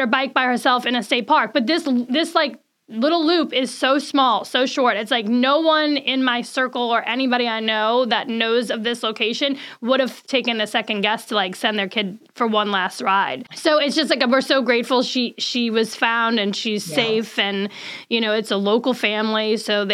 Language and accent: English; New Orleans, Louisiana, United States; we're from New Orleans